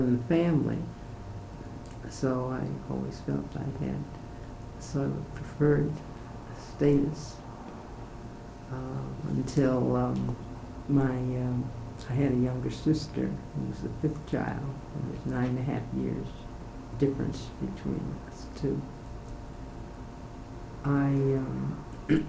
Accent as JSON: {"language": "English", "town": "Yonkers", "region": "New York", "country": "United States", "tie": "born or raised there", "moved": "as an adult", "lives_now": "St. Louis, United States", "said": "I was born in Yonkers, New York, February 1st, 1918. I attended the public schools in Yonkers, New York"}